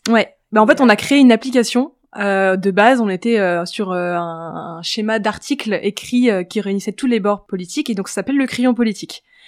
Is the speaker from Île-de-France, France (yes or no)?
yes; Paris, Île-de-France, France; also born or lived in Switzerland; j'ai grandi à Paris, j'ai vécu 4 ans en Suisse pour la fin de mon collège et de mon lycée, puis je suis revenue à Paris